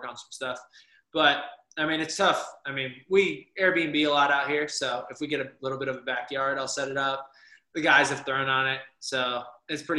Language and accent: English; Harrisburg, Pennsylvania, United States; I'm from Pennsylvania, South Central PA, Harrisburg area